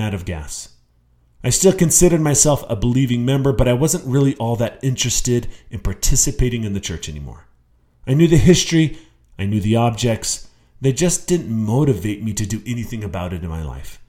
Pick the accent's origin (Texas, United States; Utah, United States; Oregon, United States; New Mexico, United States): Utah, United States; I was born and raised in Utah